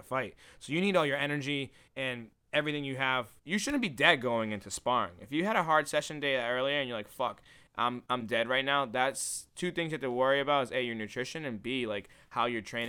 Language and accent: English; Milford, Massachusetts, United States; also born or lived in West Palm Beach, United States; I'm from Milford.